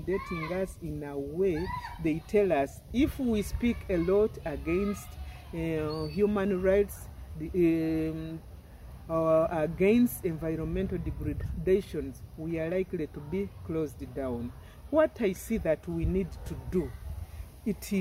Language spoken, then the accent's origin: English; Bunyoro, Uganda; first language Runyoro; English is a second language; My native language is Runyoro